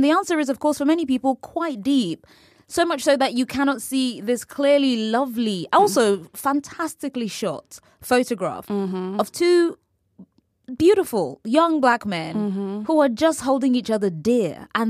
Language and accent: English; California, United States; Mike's from Newark. I'm from the East Bay area. Similar cultural politics, similar conflict in the places we're coming from.